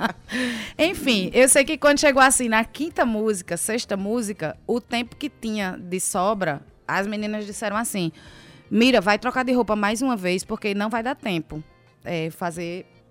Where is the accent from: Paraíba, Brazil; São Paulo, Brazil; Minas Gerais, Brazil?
Paraíba, Brazil; also born or lived in Pará; eu nasci no Pará, me criei na Paraíba, já morei em diversas cidades